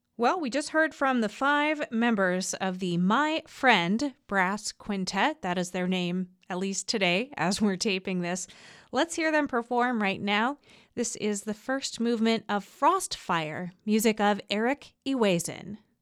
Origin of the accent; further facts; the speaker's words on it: Hong Kong; I'm from Hong Kong